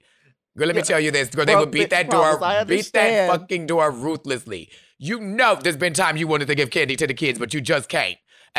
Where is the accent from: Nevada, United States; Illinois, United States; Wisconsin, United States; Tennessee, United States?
Wisconsin, United States; Milwaukee; I'm from Milwaukee, in Milwaukee we put on jackets.